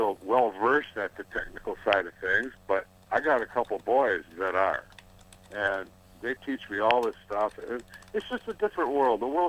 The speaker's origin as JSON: {"language": "English", "town": "Detroit", "region": "Michigan", "country": "United States", "tie": "born or raised there", "said": "I was born with my brother in Detroit City, and mom and daddy raised us"}